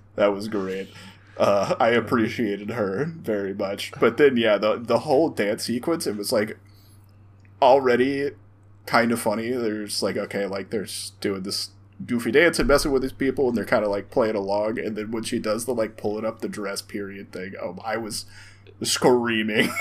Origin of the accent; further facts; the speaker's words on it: the South, United States; we grew up in the South